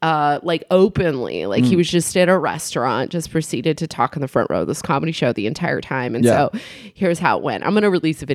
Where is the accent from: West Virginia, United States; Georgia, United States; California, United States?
California, United States; Ione; I have a bit where I talk about growing up in Ione.